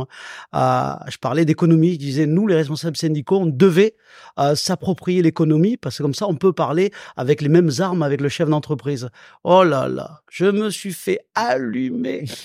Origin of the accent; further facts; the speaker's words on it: Salon-de-Provence, Provence-Alpes-Côte d'Azur, France; also born or lived in Pélissanne; j'ai grandi du côté de Salon de Provence